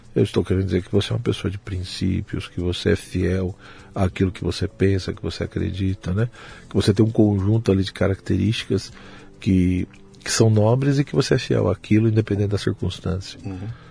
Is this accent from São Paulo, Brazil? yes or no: yes; São Paulo, Brazil; Eu nasci em São Paulo, eu uhum. sou de São Paulo mesmo, capital